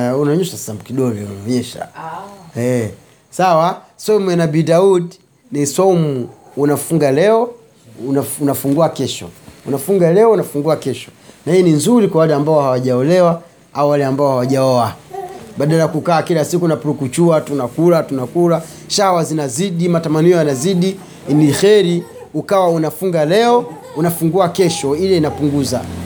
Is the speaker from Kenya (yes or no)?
no; Kigoma, Tanzania; Sisi kule kwetu kule Kigoma kule watu wanamchwana ngoma za daku zapigwa zile